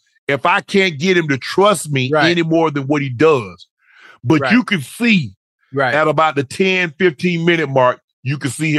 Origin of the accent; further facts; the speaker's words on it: Long Island, New York, United States; Well, I was from Strong Island.